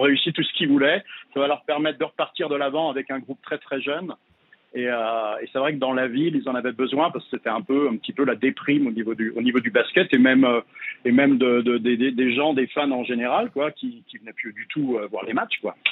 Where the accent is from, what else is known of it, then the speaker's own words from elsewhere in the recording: France; now in San Antonio, United States; en tant que Français